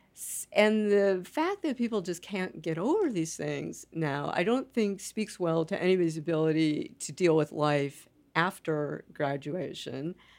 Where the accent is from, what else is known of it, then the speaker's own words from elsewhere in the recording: United States; as an American